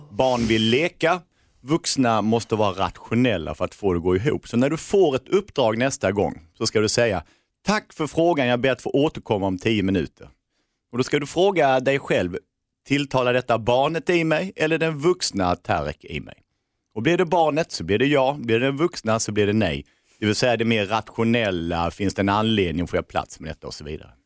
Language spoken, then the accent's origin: Swedish; Norrköping, Östergötland, Sweden; i Norrköping där vi kommer ifrån